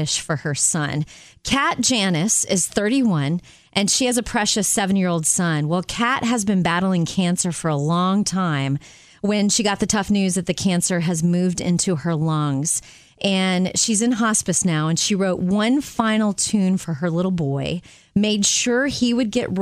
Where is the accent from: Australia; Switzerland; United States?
United States; Jupiter, Florida; I grew up in Jupiter